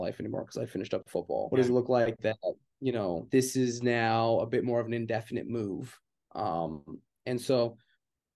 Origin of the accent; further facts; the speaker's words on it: Calgary, Alberta, Canada; moved away as an adult; also born or lived in Indiana, United States; now in Indianapolis, United States; I'm from Canada